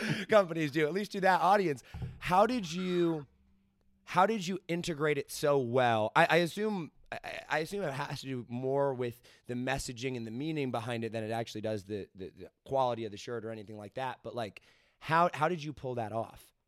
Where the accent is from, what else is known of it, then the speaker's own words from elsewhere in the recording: United States; I am American